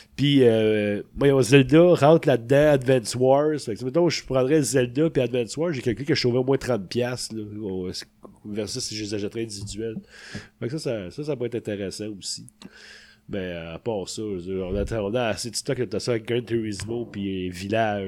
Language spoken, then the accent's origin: French; Sainte-Thérèse, Quebec, Canada; le cinéma était à côté de chez nous, à Sainte-Thérèse